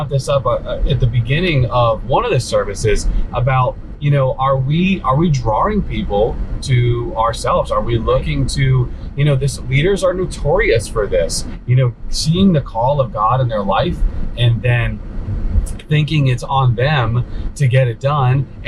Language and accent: English; New England, United States; we're both in our 30s and growing up in New England our whole lives.